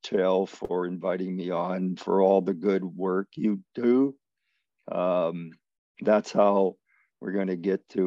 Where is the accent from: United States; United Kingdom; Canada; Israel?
Canada; Manitoba; moved away; growing up in Manitoba